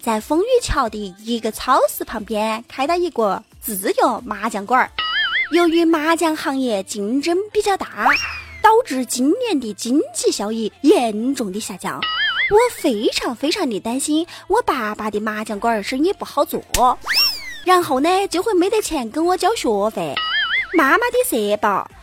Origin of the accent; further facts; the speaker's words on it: Enshi, Hubei, China; accent: Enshi dialect; also born or lived in Wenzhou; 我用我们这儿方言说，恩师方言，湖北恩师啊